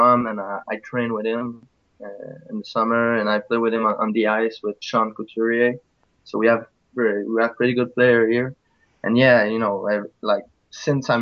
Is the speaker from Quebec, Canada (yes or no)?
yes; Drummondville, Quebec, Canada; first language French; English is a second language; I'm from Drummondville, Quebec. So I'm French, so maybe my English will be, sometimes I will do some mistake